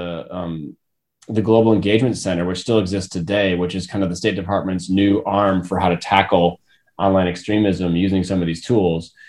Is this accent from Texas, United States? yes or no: no; Minnesota, United States; moved away as an adult; also born or lived in California; I had moved back to my home state with my wife and our 4.5-year-old twins